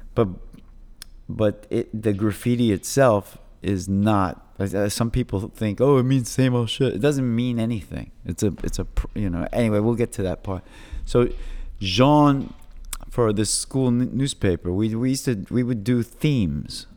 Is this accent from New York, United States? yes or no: yes; New York City, New York, United States; I grew up on Avenue D, and the housing projects